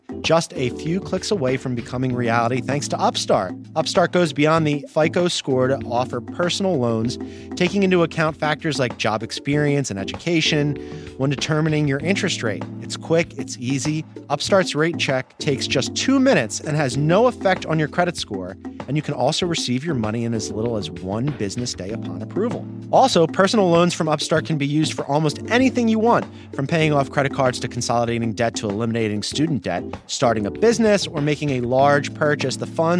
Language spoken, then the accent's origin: English; Philadelphia, Pennsylvania, United States; I want to be clear here as a Philadelphian.